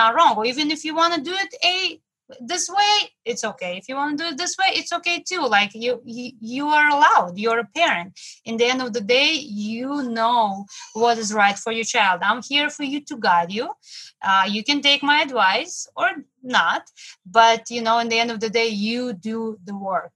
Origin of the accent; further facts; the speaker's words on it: Moscow, Russia; now in New York City, United States; I came from Russia, from Moscow, and now I live in New York City